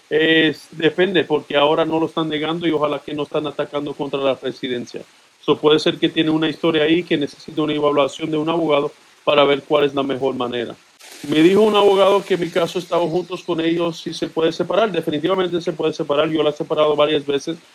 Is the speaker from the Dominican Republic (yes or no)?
yes; Dominican Republic; now in United States; Entré por la frontera, soy dominicano.